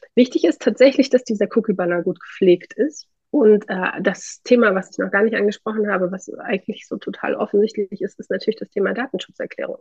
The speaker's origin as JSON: {"language": "German", "region": "Thuringia", "country": "Germany", "said": "ich komme aus Thüringen, wir haben hier eine sehr äh, aktive Gründerlandschaft"}